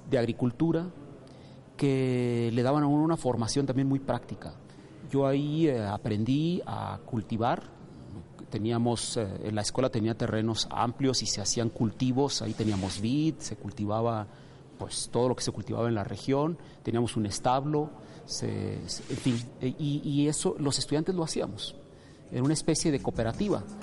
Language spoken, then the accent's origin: Spanish; Mexico; Yo acostumbro decir que soy el típico mexicano en el sentido de que soy el hijo de una familia que se fue del campo a la ciudad.